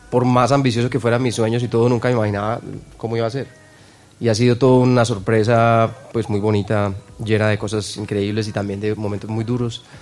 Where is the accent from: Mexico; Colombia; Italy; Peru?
Colombia; Medellín, Antioquia; Yo vengo de Antioquia, de Medellín.